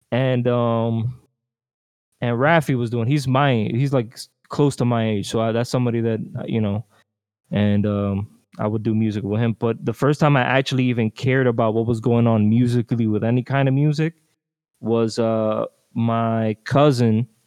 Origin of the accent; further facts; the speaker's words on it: Newark, New Jersey, United States; also born or lived in Queens, United States / Dominican Republic / Trenton, United States; I was born in Newark, Newark, New Jersey. The raised part is kind of hard because you know how it is. We jump around a lot, so it was Newark, Queens, fucking DR, fucking Trenton.